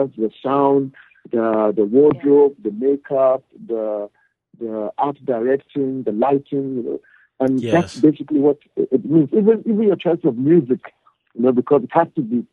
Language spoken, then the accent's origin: English; Northern Nigeria, Nigeria; moved away as an adult; now in South Africa; my experience growing up, you know, as a Nigerian, you know, born and raised in the north